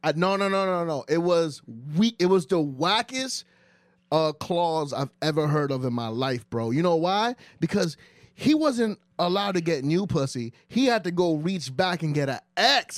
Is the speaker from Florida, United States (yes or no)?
no; New York, United States; also born or lived in Dominican Republic; I grew up in New York